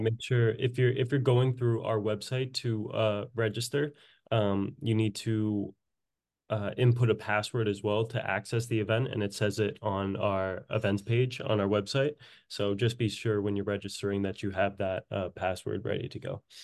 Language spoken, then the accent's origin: English; Woburn, Massachusetts, United States; my hometown, Woburn, Massachusetts